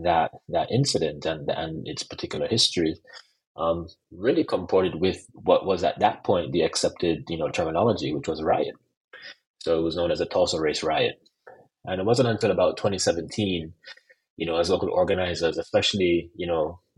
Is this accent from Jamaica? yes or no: yes; Jamaica; I'm also Jamaican